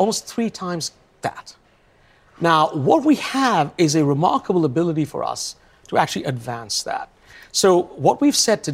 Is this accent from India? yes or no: yes; India; also born or lived in London; now in Seattle, United States; I come from India